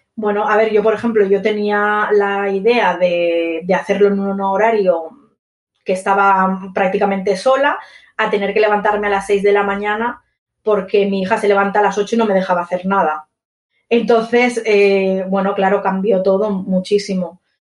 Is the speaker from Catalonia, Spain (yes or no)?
yes; Barcelona, Catalonia, Spain; yo soy de Barcelona